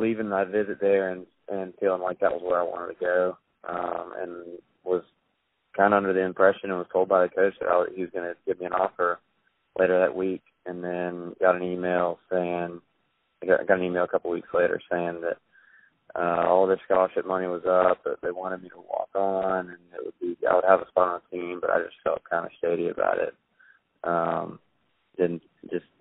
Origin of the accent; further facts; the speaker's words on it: Hickory, North Carolina, United States; I'm from Hickory, which is only about an hour from Bend